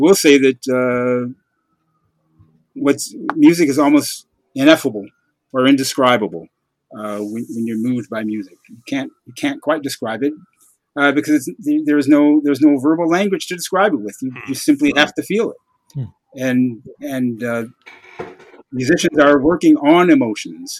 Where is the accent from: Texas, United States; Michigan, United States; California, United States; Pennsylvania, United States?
Michigan, United States; Detroit; I grew up in Detroit during the Motown era.